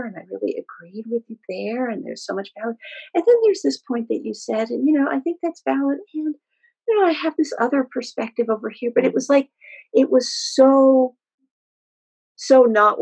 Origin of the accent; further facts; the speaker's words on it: Peru; born in Peru